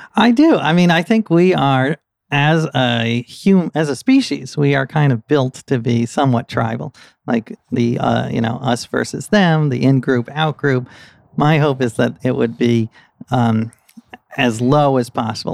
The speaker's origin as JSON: {"language": "English", "town": "New York City", "region": "New York", "country": "United States", "tie": "born or raised there", "said": "I grew up here in New York City"}